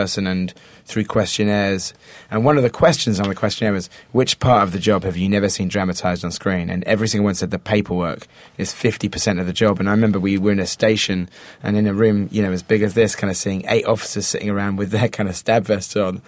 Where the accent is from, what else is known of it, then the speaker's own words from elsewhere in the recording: England, United Kingdom; that is my hometown where we shot the film